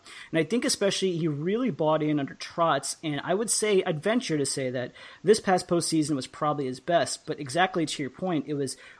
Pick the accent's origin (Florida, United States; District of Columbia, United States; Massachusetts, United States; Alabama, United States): District of Columbia, United States; Washington; I thought we'd start off, unfortunately, on the topic of playoffs with my hometown Washington Capitals